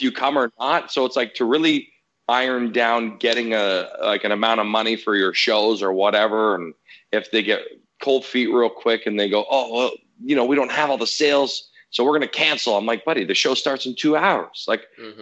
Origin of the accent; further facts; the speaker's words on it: Canada; Italian background. You know, obviously I'm Canadian